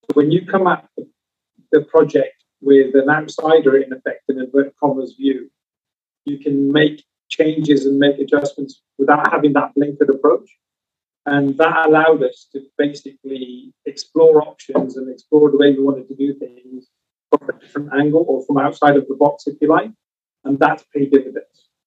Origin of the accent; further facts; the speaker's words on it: United Kingdom; now in Southern California, United States; As a Brit, guys, being here um, we've got car culture back home